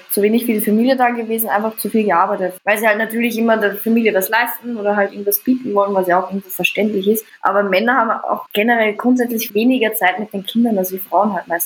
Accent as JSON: {"language": "German", "region": "Vienna", "country": "Austria", "said": "es ist witzig, dass ihr Deutschen eine Stimme habt, ja. sagt sie ja, ne? Aber bei uns in Wien ist das gang und gäbe"}